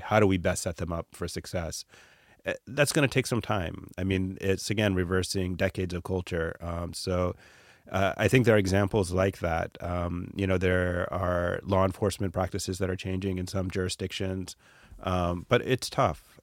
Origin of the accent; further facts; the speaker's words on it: Atlanta, Georgia, United States; growing up in Atlanta, I was, um, a child of immigrants.